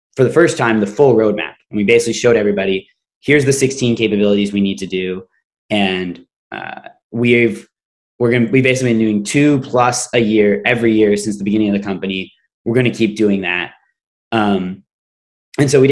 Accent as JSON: {"language": "English", "country": "Canada", "said": "I'm Canadian"}